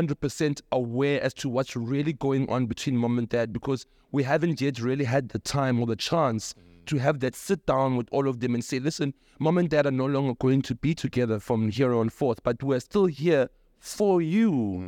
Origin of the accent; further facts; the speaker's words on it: Logan Jerez, South Africa; And for me as umchita, growing up in Logan Jerez, it's hard to be supported by a woman.